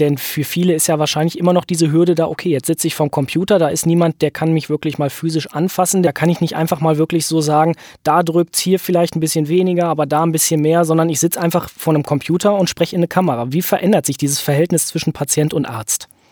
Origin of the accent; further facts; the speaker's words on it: Rhineland, Germany; bei uns im Rheinland